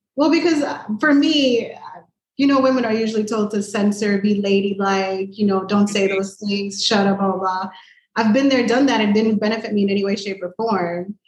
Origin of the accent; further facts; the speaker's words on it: Miami, Florida, United States; I was born and raised in Miami